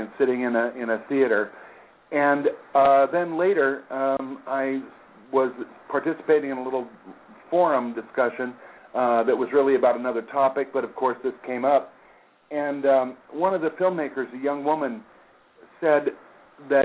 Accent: Aurora, Colorado, United States; moved away; also born or lived in Hollywood; I was raised in Aurora, Colorado

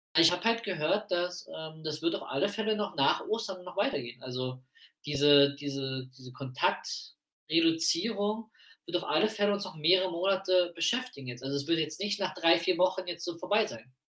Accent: Prenzlau, Brandenburg, Germany; moved away; In Prenzlau, meiner Heimatstadt

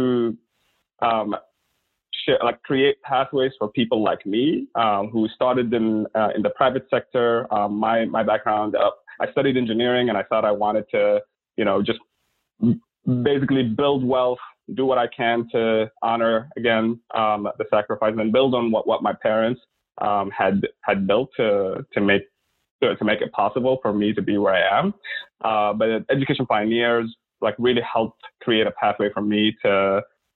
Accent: Oman; also born or lived in Sudan / Milwaukee; now in United States; the Sultanate of Oman, where I was born and lived the majority of my early life.

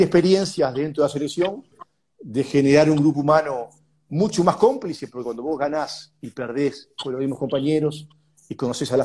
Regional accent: Uruguay; moved away as an adult; also born or lived in São Paulo

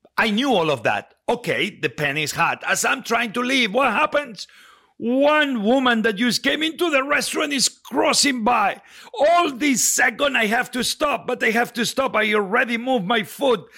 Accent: Spain; moved away; I grew up with it in Spain

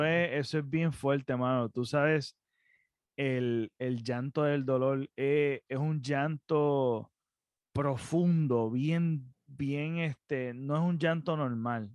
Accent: Puerto Rico; nosotros nacimos en Puerto Rico

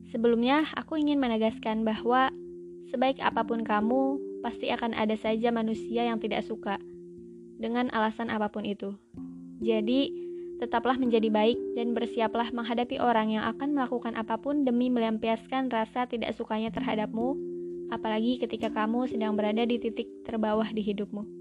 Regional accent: Sumatra, Indonesia; moved away as an adult; Long story short, aku berasal dari Pulau Sumatera dan merantau ke Pulau Jawa untuk melanjutkan studi. Aku mengalami culture shock, bahkan ketika sudah empat tahun kuliah di sini

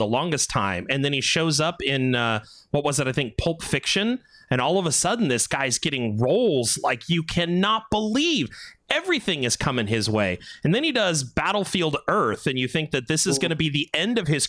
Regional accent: California, United States; accent: California

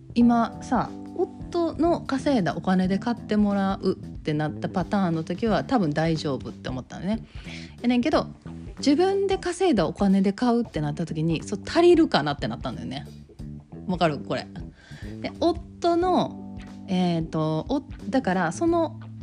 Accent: Kansai, Japan; accent: Kansai dialect

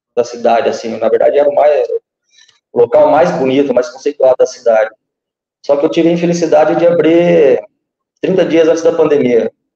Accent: Guaíra, Paraná, Brazil; Nasci em Guaíra, dia 1 de maio de 1980, na terra das antigas Sete Quedas, do Rio Paraná. Aqui a gente faz fronteira com o Paraguai, divisa com o Mato Grosso do Sul

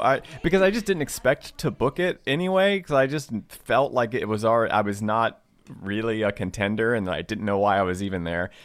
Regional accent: Southwest Virginia, United States; also born or lived in Washington, D.C.; now in Los Angeles, United States; I grew up in Virginia, like Southwest Virginia

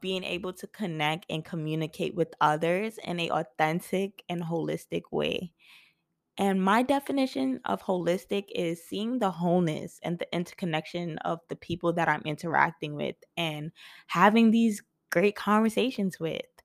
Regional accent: New York City, New York, United States; I was born and raised in Brooklyn, New York

